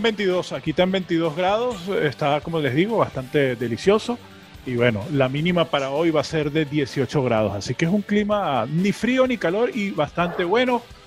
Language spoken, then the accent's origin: Spanish; Venezuela; moved away; also born or lived in Miami; nosotros como venezolanos